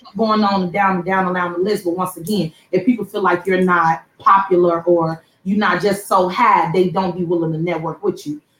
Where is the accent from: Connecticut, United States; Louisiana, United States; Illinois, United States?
Illinois, United States; Chicago; I'm from the Chicago